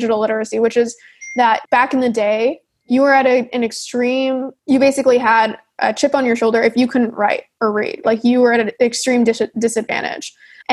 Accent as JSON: {"language": "English", "country": "Canada", "said": "I'm Canadian"}